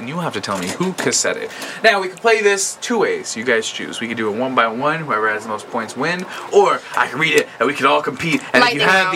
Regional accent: Franklin Township, New Jersey, United States; born or raised there

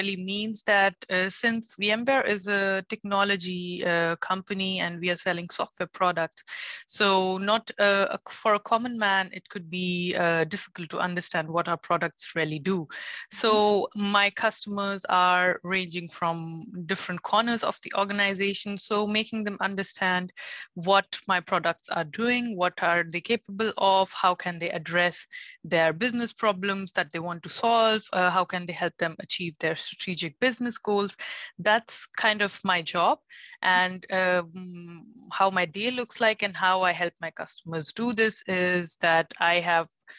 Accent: India; moved away as an adult; now in Germany; So basically, I'm born and brought up in India, and all my education has been there.

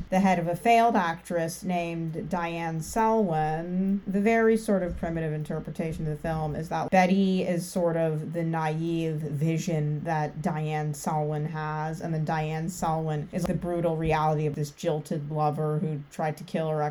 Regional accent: Ottawa, Ontario, Canada; I'm from Ontario, but I'm like from Ottawa

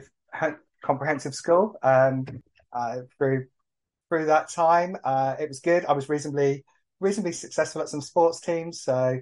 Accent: Exeter, South West England, United Kingdom; I grew up in Exeter in Devon a few years ago now

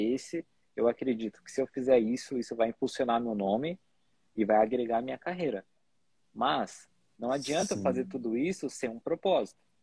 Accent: São Paulo, Brazil; Eu saí de São Paulo, né, do lugar ali onde tinha artistas há 10 anos

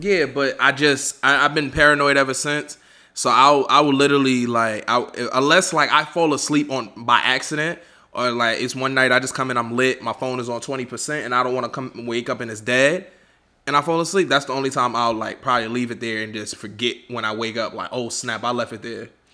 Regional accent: New York City, New York, United States; I'm from Harlem

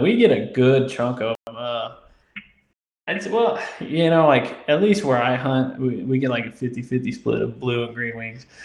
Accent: Indiana, United States; moved away as an adult; now in Louisiana, United States; I'm from Indiana, uh, but I've been down here for three years now

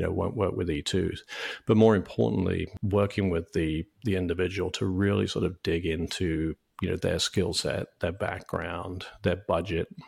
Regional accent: United Kingdom; moved away as an adult; also born or lived in New York; now in United States; I, I grew up in the U K

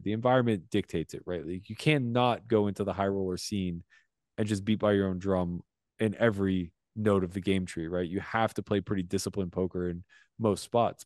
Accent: United States; as an American

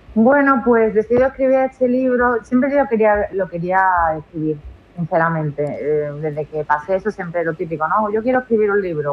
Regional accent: Seville, Andalusia, Spain; moved away as an adult; now in Utrera, Spain; yo soy de Sevilla, me vine a Utrera

